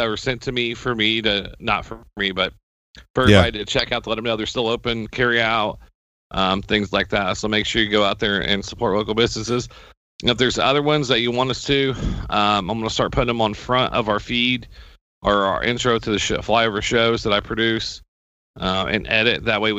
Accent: Seymour, United States; I want to give a shout out to Steve Gilbert from my hometown, big metropolis of Seymour, dropped in to see us.

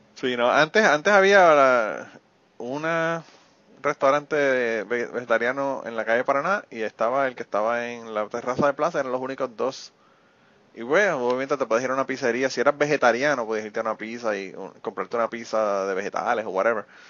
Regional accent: Utuado, Puerto Rico; estamos tan orgullosos de ser utuaños

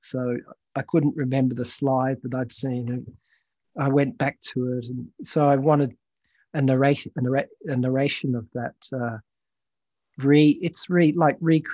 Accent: Australia; also born or lived in United Kingdom / Thailand / Malaysia; I moved from where I was born in Britain, spent some time as a child in Thailand and Malaysia, and went to international schools there, and then came to Australia when I was 7 and a half

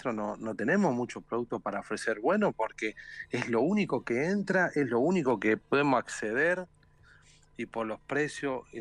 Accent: Argentina; now in Brazil; pero yo como, argentino siempre también pensé la forma que siempre se sale adelante

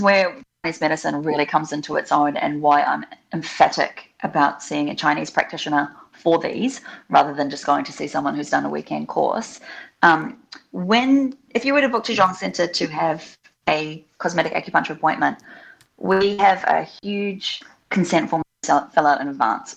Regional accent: New Zealand; also born or lived in Australia; now in Melbourne, Australia; I grew up in New Zealand. Um, I have had a, some of my childhood in Australia as well.

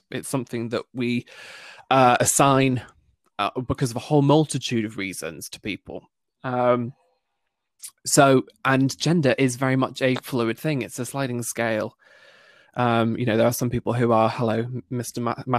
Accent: Northern Ireland, United Kingdom; accent: British; especially as I grew up in Northern Ireland with a British accent. I was told from a very, very young age that I don't belong there because of my accent

